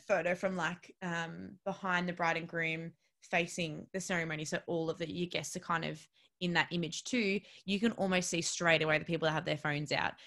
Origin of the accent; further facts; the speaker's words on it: Melbourne, Victoria, Australia; I'm originally from Melbourne